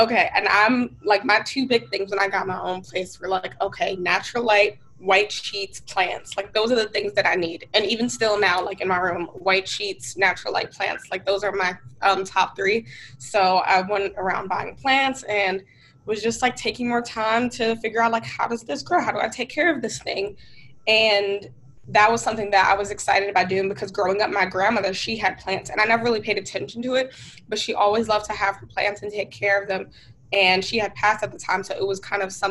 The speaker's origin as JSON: {"language": "English", "town": "Newark", "region": "New Jersey", "country": "United States", "tie": "born or raised there", "also_born_or_lived": "New York", "said": "So I'm from Newark, New Jersey. That's where I was born and raised."}